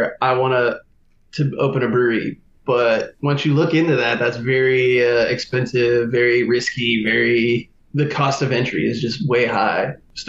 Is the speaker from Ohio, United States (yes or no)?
no; New Orleans, Louisiana, United States; I'm born and raised in New Orleans, Louisiana.